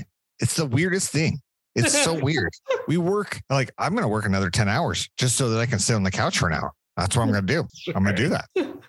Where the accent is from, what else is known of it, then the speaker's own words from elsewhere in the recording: United States; I'm American.